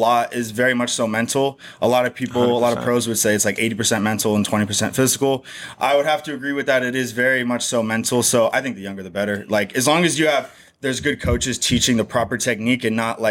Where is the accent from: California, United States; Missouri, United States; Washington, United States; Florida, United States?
California, United States; Novato; moved away as an adult; also born or lived in San Francisco; now in Arizona, United States; So I grew up in California, Northern California. I was born in San Francisco. I grew up small town north of San Francisco called Novato.